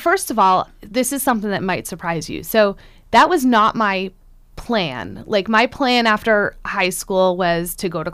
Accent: Centerville, Massachusetts, United States; moved away; I grew up in Centerville, which is in the town of Barnstable, so right in the middle of the Cape

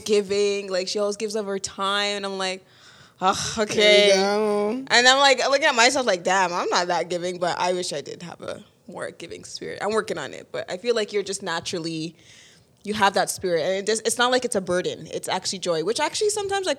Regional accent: Vaughan, Ontario, Canada; I grew up in Vaughan

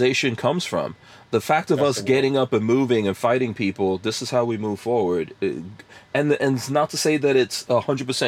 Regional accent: New York City, New York, United States; moved away; I grew up in New York City

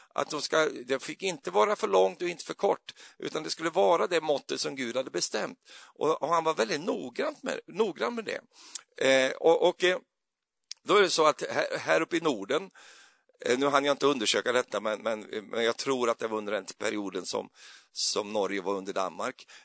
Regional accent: Sweden; jag är ju så svensk

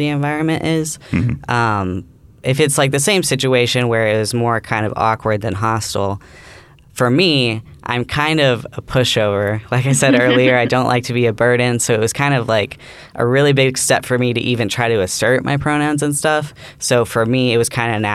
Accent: Nashville, Tennessee, United States; moved away as an adult; now in Alabama, United States; I'm from Nashville, Tennessee, so still the South

